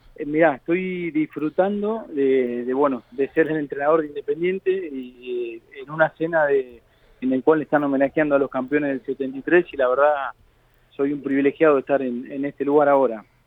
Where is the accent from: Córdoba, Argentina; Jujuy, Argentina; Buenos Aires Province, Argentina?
Buenos Aires Province, Argentina; Avellaneda; vivo acá en Avellaneda, eh, me crié, nací, me crié en Avellaneda, el colegio de Avellaneda